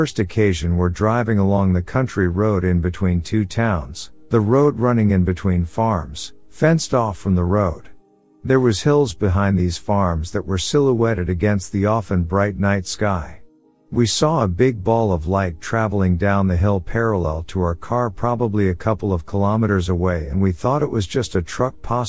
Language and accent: English; New South Wales, Australia; About 19 years ago, near my hometown in country New South Wales, I used to get driven to catch a bus from a town called Parks, about 1 hour from my hometown